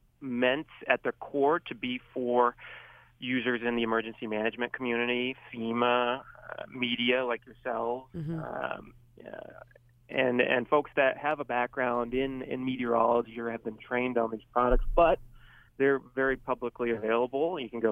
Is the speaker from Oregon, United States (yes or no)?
no; Irving, Texas, United States; I learned that very quickly growing up, especially growing up in Irving, Texas, where there isn't a huge Italian population.